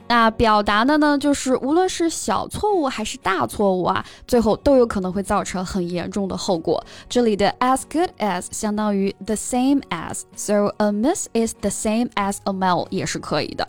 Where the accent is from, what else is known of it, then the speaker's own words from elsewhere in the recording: China; 就不得不提一下我们中国人的智慧了